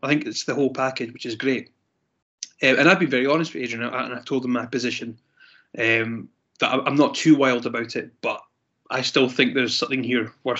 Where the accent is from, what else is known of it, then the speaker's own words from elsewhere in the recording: Scotland, United Kingdom; I'm Scottish